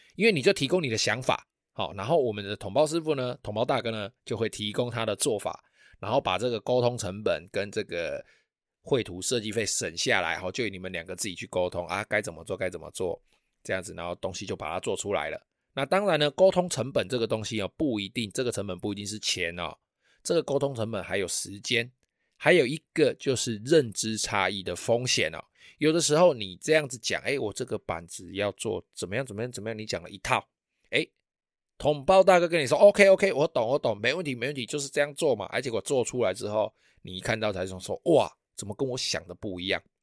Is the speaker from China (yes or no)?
no; Taiwan; 我们台湾人